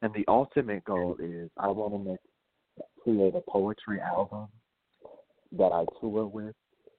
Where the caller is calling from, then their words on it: New Orleans, Louisiana, United States; also born or lived in Minneapolis, Minnesota; I'm calling from New Orleans, but my phone number is a Minnesota, Minneapolis phone number.